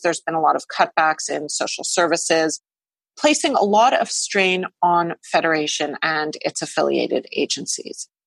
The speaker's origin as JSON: {"language": "English", "town": "Montreal", "region": "Quebec", "country": "Canada", "tie": "born or raised there", "said": "the Jewish community, which is where I grew up in Montreal."}